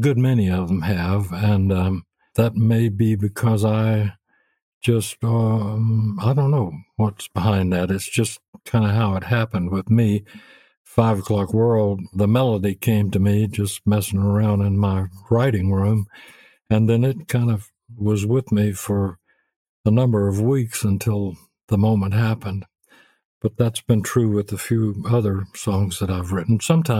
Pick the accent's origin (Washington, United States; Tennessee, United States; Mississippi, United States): Tennessee, United States; Memphis; also born or lived in Arkansas / Beaumont, Texas; I was born in Arkansas, but I grew up in Memphis.